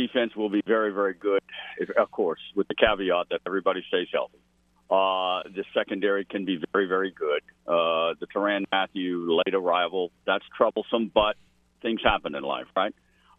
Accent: South Louisiana, United States; I'm born and raised in South Louisiana. I worked all around the South in sports media, but I've always had a bit of a kinship with Notre Dame. Am I Roman Catholic? Yes.

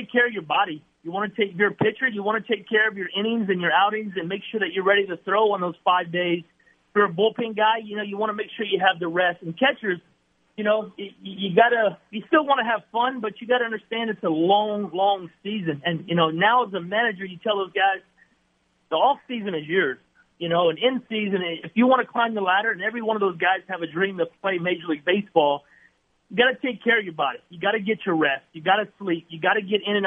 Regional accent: Lafayette, Louisiana, United States; my hometown, to Lafayette

